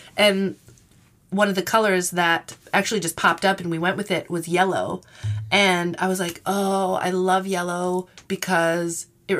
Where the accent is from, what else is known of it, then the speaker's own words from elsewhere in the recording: Minnesota, United States; growing up in Minnesota and going through those winters